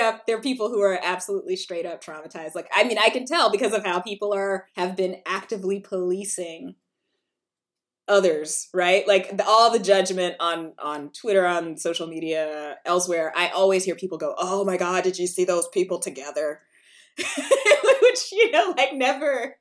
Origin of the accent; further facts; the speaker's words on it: South Carolina, United States; I'm from South Carolina